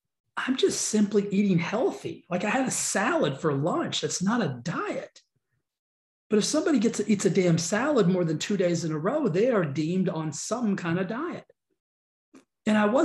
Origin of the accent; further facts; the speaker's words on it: the South, United States; I'm from the South